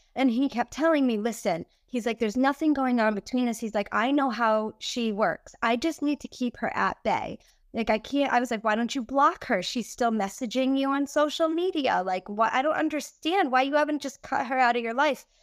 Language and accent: English; New England, United States; I'm from New England and we have a lot of little islands up here